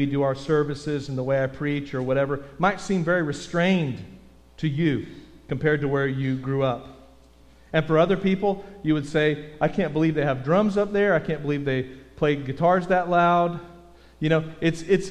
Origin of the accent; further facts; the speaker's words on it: Texas, United States; I'm from Texas.